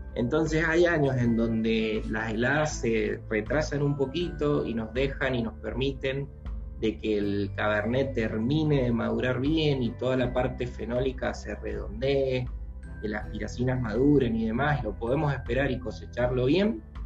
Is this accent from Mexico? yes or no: no; Mendoza, Argentina; yo soy originalmente de Mendoza